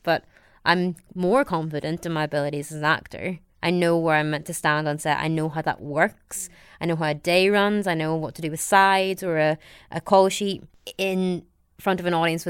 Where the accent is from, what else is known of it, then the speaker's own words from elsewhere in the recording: County Down, Northern Ireland, United Kingdom; accent: Northern Irish; moved away as an adult; also born or lived in London; Although my face is Asian, I sound very much like I'm from County Down